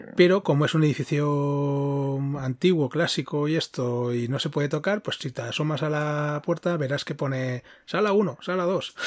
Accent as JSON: {"language": "Spanish", "town": "Girona", "region": "Catalonia", "country": "Spain", "moved": "yes", "lives_now": "Madrid, Spain", "said": "aquí en Madrid es, más fácil, pero yo soy de Girona"}